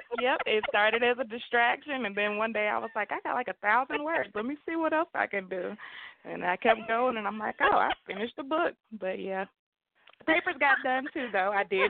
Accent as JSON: {"language": "English", "town": "Kennesaw", "region": "Georgia", "country": "United States", "said": "I am from Kennesaw, Georgia, went to Georgia Southern University."}